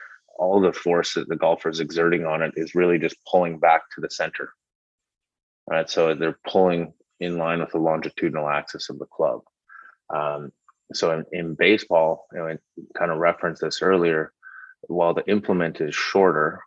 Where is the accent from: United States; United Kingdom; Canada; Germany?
Canada; moved away; I'm from Canada